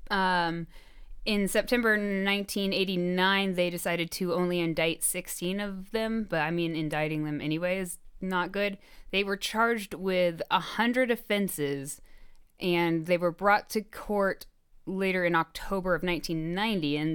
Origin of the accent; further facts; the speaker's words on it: Chicago, Illinois, United States; we're from Chicago? Someone tell us where we sound like we're from.